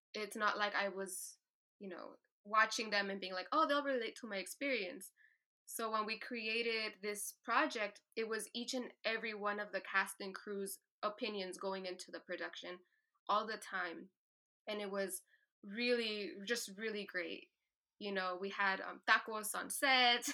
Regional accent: Tucson, Arizona, United States; being from Tucson, Arizona, being the eldest daughter of immigrants

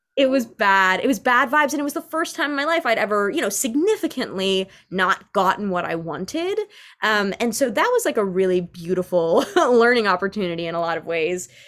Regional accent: New York City, New York, United States; I grew up as, like, a very uh, cultured child of New York City

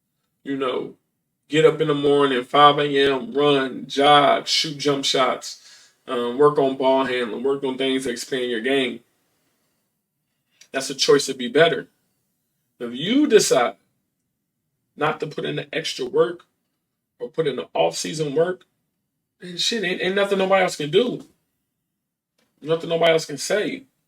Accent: Iowa, United States; I came from Iowa and I went to Ball State

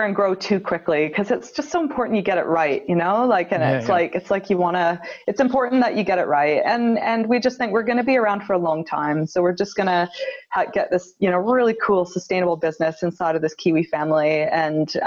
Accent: Canada; moved away as an adult; now in Wellington, New Zealand; I was raised in Canada, and then I brought my husband and two little babies back to New Zealand. About 10 years ago

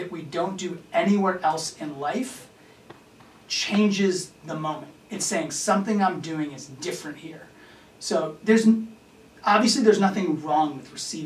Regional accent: Virginia, United States; I'm from Virginia

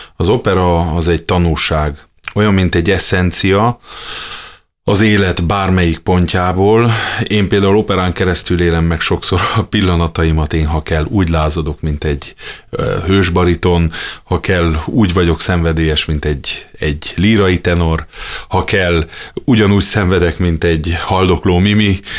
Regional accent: Miercurea Ciuc, Harghita County, Romania; moved away as an adult; also born or lived in Remetea (Gyergyóremete), Romania / Oradea, Romania / Budapest, Hungary / United States; now in Fót, Hungary; Gyergyó remetén születtem, Csíkszeredában nőttem föl, aztán jött Nagyvárad, és jött Budapest

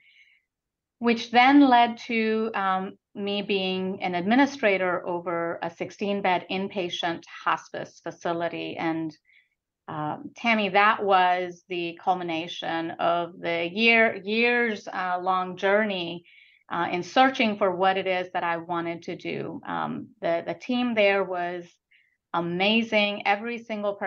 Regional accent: India; also born or lived in Calcutta, India; now in United States; I was born and brought up in India, in about second, third grade, we were in Calcutta

